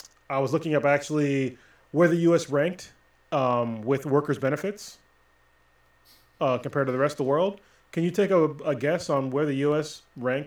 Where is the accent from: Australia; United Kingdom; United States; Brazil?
United States; this is like part of the thing about being an American.